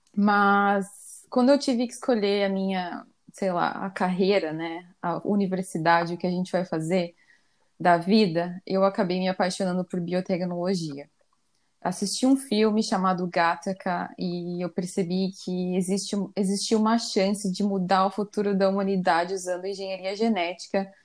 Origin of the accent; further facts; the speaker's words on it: Curitiba, Paraná, Brazil; moved away as an adult; now in Copenhagen, Denmark; eu sou nascida em Curitiba, mas atualmente eu moro em Copenhague, na Dinamarca